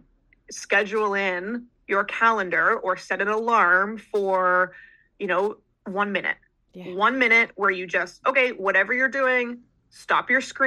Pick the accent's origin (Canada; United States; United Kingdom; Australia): Canada; I'm Canadian